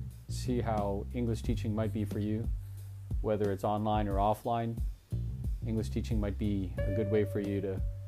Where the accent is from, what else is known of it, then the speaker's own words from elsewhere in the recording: Canada; now in Taiwan; I'm from Canada, and right now I'm in Taiwan.